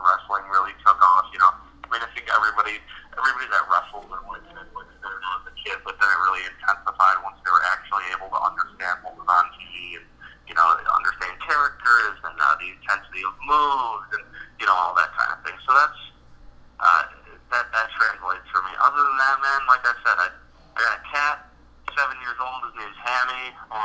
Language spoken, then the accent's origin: English; Arcade, New York, United States; also born or lived in Cheektowaga, New York; I grew up in Arcade, New York, and then I moved to the Cheektowaga area, a little part of Buffalo, right by the airport